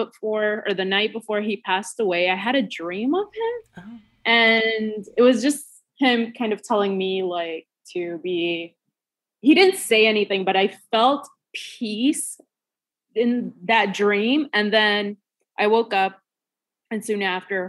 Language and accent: English; Puerto Rico; I grew up in Puerto Rico. I am Puerto Rico born and raised